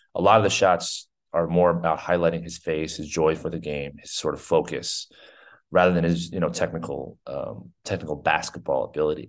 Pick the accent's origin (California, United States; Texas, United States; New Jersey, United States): New Jersey, United States; I grew up in New Jersey